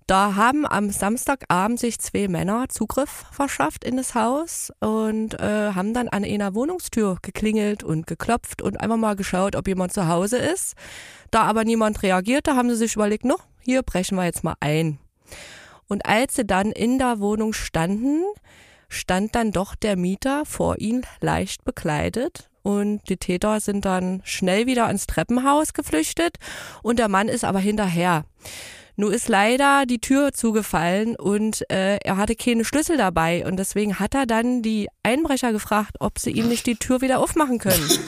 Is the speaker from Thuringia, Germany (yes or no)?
yes; Erfurt, Thuringia, Germany; Na, ähm, ich komme aus Erfurt.